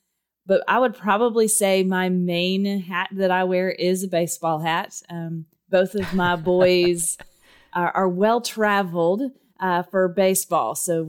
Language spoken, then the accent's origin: English; Texas, United States; accent: Texas; Well, Derek, if you can't tell by my accent, I was born and raised in Texas, and yes, I do own cowboy boots and a cowboy hat